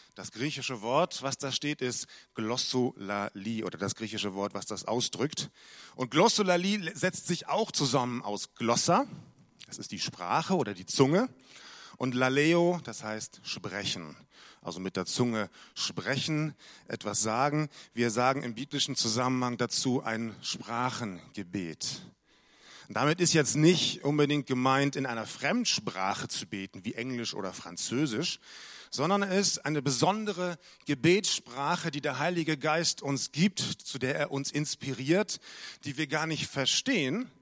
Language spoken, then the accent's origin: German; Munich, Bavaria, Germany; moved away; aus München, meine alte Heimat